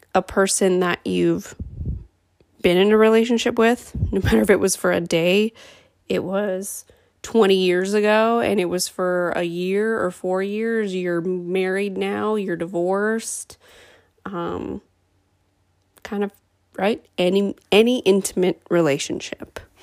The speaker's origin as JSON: {"language": "English", "town": "Minot", "region": "North Dakota", "country": "United States", "tie": "born or raised there", "said": "from Minot, North Dakota. That's my hometown"}